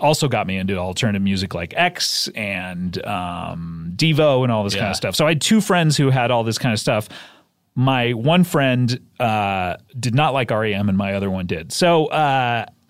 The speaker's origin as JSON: {"language": "English", "area": "Orange County", "region": "Southern California", "country": "United States", "tie": "born or raised there", "said": "I grew up in Southern California in Orange County"}